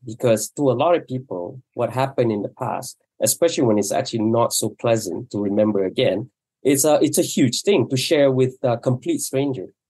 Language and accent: English; Malaysia; first language Malay; English is a second language; I grew up not speaking English and I grew up speaking in two languages. One is Malay and, or, and, and, and Mandarin because I went to Chinese school